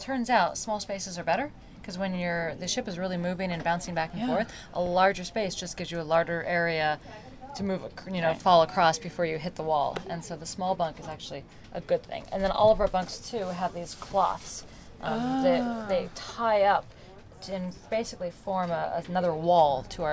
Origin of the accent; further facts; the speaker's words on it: Colorado, United States; I grew up in Colorado